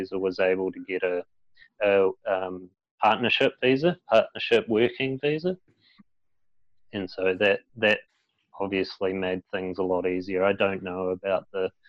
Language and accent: English; Christchurch, Canterbury, New Zealand; I was born here in Christchurch in the same hospital as Mike